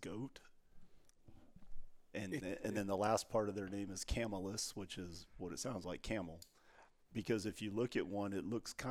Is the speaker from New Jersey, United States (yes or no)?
no; Texas, United States; which aren't antelope, I suppose, but they are to me because I'm from Texas.